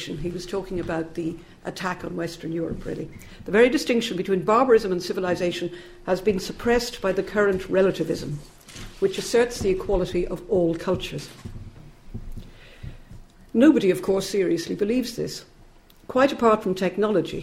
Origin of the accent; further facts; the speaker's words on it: Ireland; moved away as an adult; now in United Kingdom; I'm an Irish immigrant, like Connor. I came here in the late 60s.